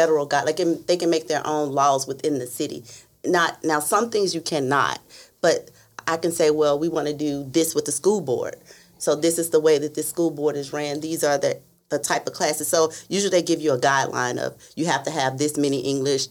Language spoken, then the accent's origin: English; Memphis, Tennessee, United States; moved away as an adult; I'm from Memphis in Tennessee